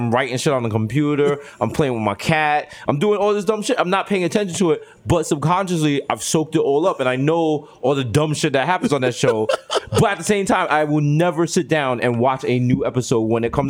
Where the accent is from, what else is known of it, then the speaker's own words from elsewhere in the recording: New York, United States; the worst part of being a New Yorker is when you have to explain your house when people come over.